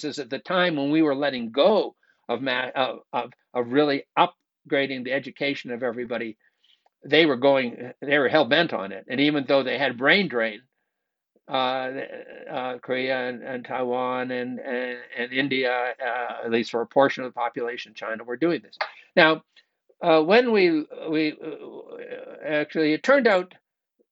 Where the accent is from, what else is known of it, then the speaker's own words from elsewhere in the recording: Canada; moved away; I grew up in Canada